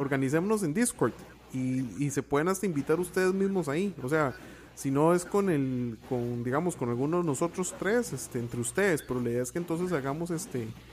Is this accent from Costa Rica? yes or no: yes; Costa Rica